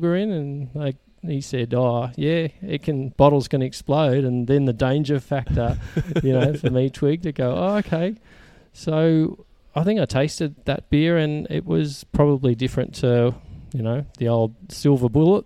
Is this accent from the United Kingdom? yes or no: no; Sydney, New South Wales, Australia; moved away as an adult; also born or lived in Melbourne; now in Orange, Australia; I grew up in Sydney, and I've had a number of years in Melbourne